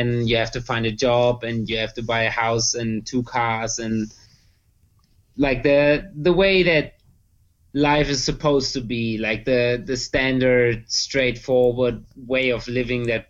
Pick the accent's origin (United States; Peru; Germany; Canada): Germany; Erlangen, Bavaria; We are from Bavaria, near Nuremberg, a town called Erlangen in Franconia